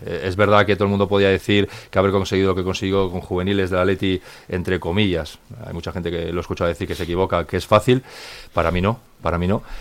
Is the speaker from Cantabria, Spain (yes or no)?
yes; Santander, Cantabria, Spain; moved away; el equipo de mi tierra